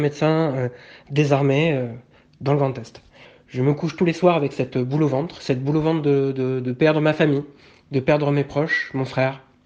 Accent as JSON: {"language": "French", "region": "Grand Est", "country": "France", "moved": "as an adult", "lives_now": "Villeneuve-d'Ornon, France", "said": "j'habite à Villeneuve-d'Ornon depuis 5 ans et je suis originaire de la région euh, Grand Est"}